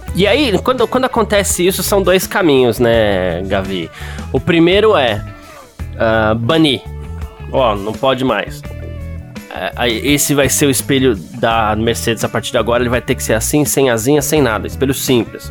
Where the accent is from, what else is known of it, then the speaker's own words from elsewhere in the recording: Brazil; a gente tem essa mania aqui no Brasil